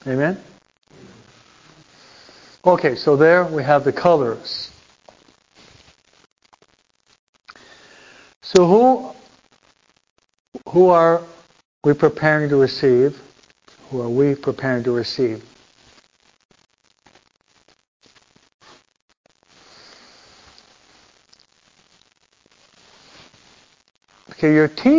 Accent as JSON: {"language": "English", "region": "East Coast", "country": "United States", "moved": "yes", "lives_now": "California, United States", "said": "I'm from the East Coast."}